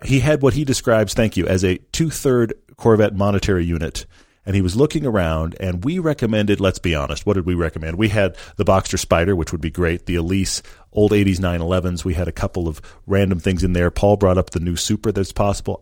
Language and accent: English; Texas, United States; I grew up in Texas.